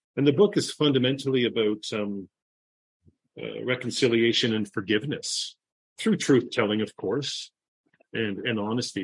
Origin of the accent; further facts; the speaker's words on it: Toronto, Ontario, Canada; moved away as an adult; also born or lived in Central America; I'm from Toronto, born and raised in Toronto